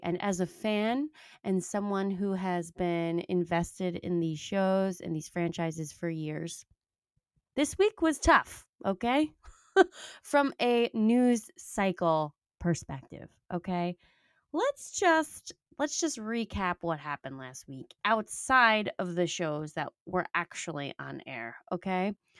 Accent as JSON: {"language": "English", "area": "Long Island", "region": "New York", "country": "United States", "said": "I'm from Long Island"}